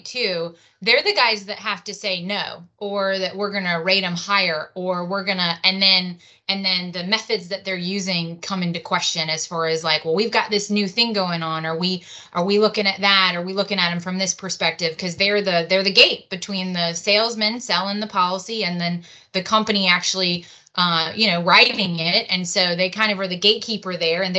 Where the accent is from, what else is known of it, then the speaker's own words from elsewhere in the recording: New Orleans, Louisiana, United States; a native New Orleanian